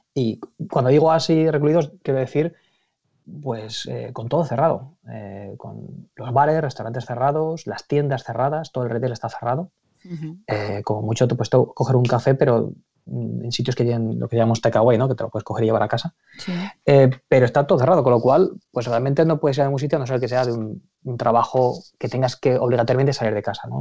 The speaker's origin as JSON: {"language": "Spanish", "region": "Aragon", "country": "Spain", "moved": "yes", "lives_now": "London, United Kingdom", "said": "yo hablo como, por supuesto como aragonés, pero como ciudadano británico"}